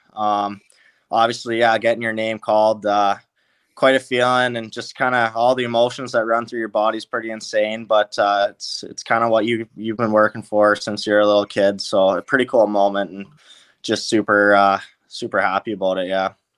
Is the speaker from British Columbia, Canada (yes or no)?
yes; Langley, British Columbia, Canada; I'm from Langley, so that's about an hour and a half away